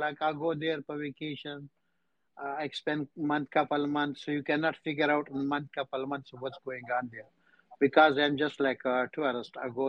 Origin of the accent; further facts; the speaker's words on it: Pakistan; English is a second language; Pakistan. Where? Pakistan.